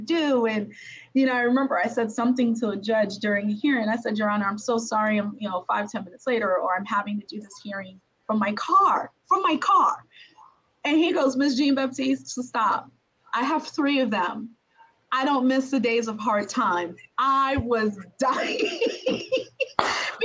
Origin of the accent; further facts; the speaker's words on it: Brooklyn, New York, United States; my hometown, Brooklyn